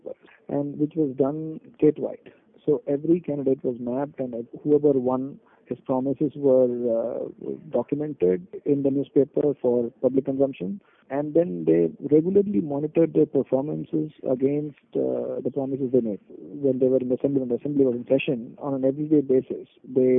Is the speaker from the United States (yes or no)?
no; Kerala, India; I am from Kerala